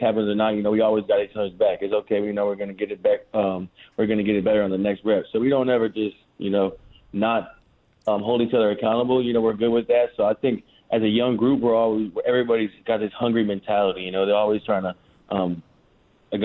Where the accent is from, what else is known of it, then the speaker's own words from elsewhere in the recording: St. Louis, Missouri, United States; I'm from St. Louis, Missouri.